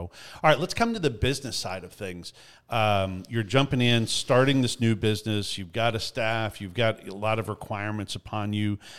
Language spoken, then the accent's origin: English; Canada; as a Canadian